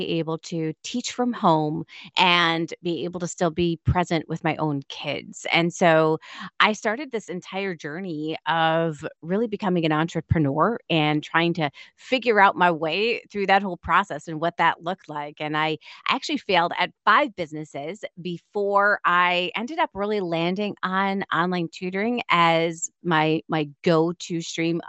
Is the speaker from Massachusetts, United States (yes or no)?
yes; Auburn, Massachusetts, United States; I was actually born in Auburn, Massachusetts. So it's about a half an hour away from Boston